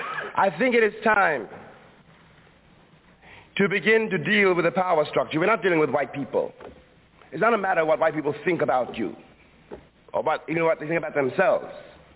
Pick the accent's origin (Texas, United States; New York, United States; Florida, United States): New York, United States; New York City; I was born in Harlem. I was raised in Harlem. And indeed, as long as I live, I will never be able really to leave Harlem.